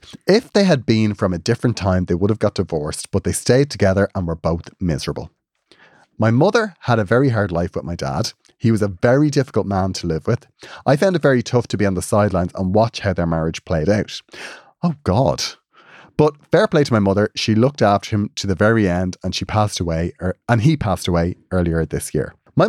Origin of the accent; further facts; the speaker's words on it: Cork, Munster, Ireland; I made my Holy Communion the day of the Eurovision in Mill Street. I'm from Cork.